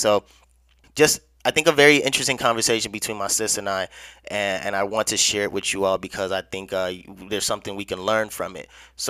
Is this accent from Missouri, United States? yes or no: no; Chicago, Illinois, United States; also born or lived in Nigeria; and she is in Chicago, where I'm originally from. And well, as far as growing up, I was born in Nigeria.